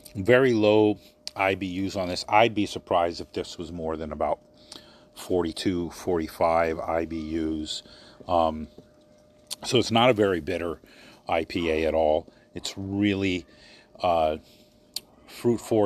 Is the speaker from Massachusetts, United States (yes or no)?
no; Maryland, United States; moved away; my hometown in Maryland